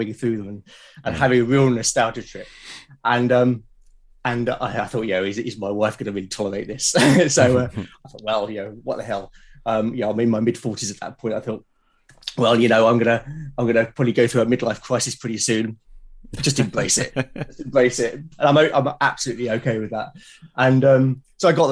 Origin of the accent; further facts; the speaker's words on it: London, United Kingdom; accent: London; moved away as an adult; also born or lived in Portsmouth; now in Hampshire, United Kingdom; I grew up in South London